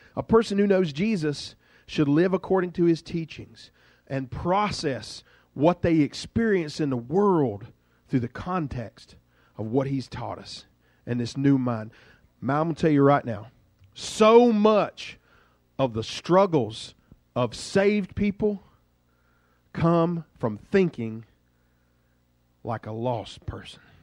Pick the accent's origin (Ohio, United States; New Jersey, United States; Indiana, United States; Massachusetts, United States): Massachusetts, United States; Duxbury; I'm from Duxbury